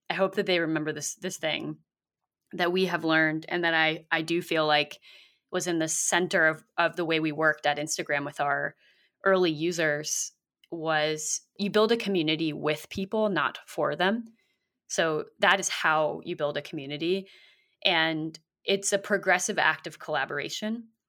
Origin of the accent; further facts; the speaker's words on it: South Bay, Bay Area, California, United States; I grew up in the South Bay near San Jose and Santa Cruz